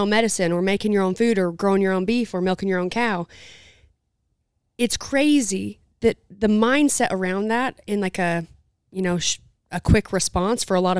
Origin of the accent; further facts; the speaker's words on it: Utah, United States; And I grew up in Southern Utah, so it's not a city.